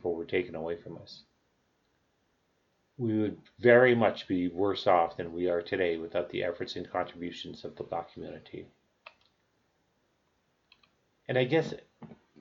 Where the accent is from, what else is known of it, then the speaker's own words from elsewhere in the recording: Canada; I'm Canadian